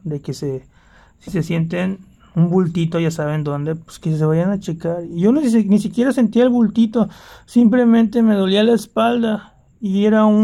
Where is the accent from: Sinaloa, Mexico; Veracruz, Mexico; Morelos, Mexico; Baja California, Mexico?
Veracruz, Mexico; Poza Rica; moved away